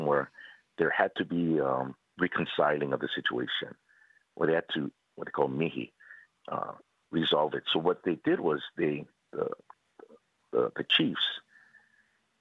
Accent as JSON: {"language": "English", "region": "Hawaii", "country": "United States", "said": "our flag of the Hawaiian Kingdom has the Union Jack on it. Mm-hmm. And that's not because we're colonized."}